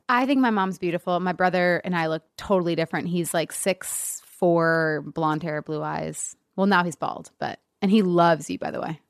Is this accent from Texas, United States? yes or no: no; an hour northeast of Detroit, Michigan, United States; now in Los Angeles, United States; I was born in Detroit